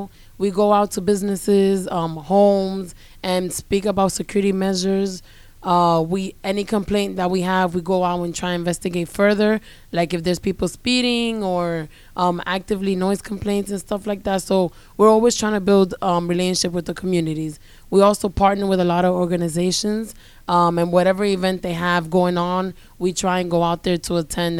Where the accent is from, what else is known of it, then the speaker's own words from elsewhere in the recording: New York City, New York, United States; moved away as an adult; now in Georgia, United States; I've been in Georgia for about 3.5 years. So I came down from New York. I was born and raised in the Bronx, New York. And I'm getting used to it now, getting used to the different cultures. I'm Dominican, so I grew up around Dominicans, Puerto Ricans.